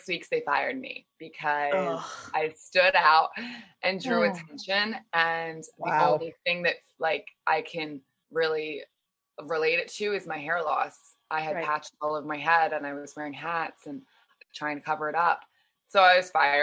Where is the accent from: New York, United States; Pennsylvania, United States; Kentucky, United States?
Pennsylvania, United States; outside Philadelphia; I grew up outside Philly, Pennsylvania